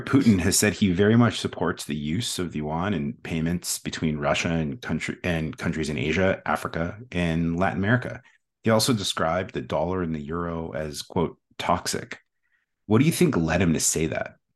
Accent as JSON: {"language": "English", "country": "Canada", "tie": "born or raised there", "moved": "yes", "lives_now": "Washington, D.C., United States", "said": "I was born in Canada"}